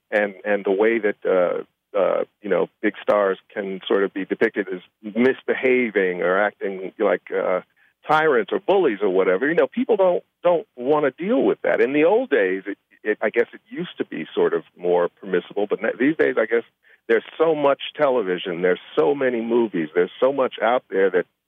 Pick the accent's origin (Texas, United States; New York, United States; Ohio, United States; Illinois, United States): Illinois, United States; Chicago; I said, it can't be 76 and Carpenter. I grew up on 76 and Carpenter, and I didn't know you. I knew everybody on my block.